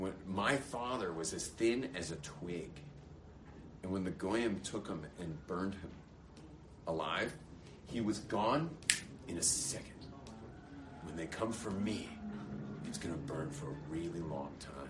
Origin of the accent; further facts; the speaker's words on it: Los Angeles, California, United States; now in Israel; The same exact security that I enjoyed growing up in California, which to me, having grown up